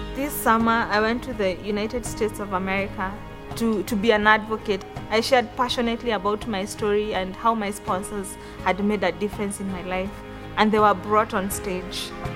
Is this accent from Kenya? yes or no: yes; Kenya; I'm from Kenya. Growing up with a single parent in the slum was very, very difficult for me